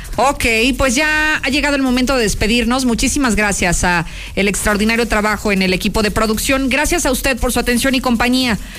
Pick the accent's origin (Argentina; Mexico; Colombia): Mexico; Guadalajara, Jalisco; el Chivas, el equipo de mi tierra